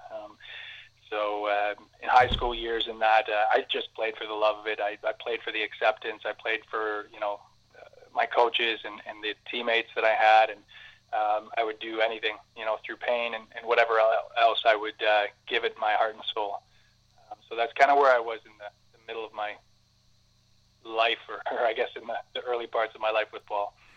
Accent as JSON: {"language": "English", "town": "Cambridge", "region": "Ontario", "country": "Canada", "tie": "born or raised there", "said": "I was I grew up and played in Cambridge."}